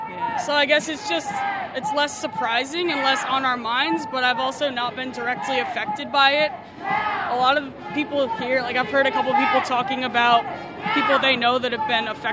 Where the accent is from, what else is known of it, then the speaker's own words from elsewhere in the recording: United States; moved away; I'm from America, you know, so growing up we learn all about all the times we bombed other countries.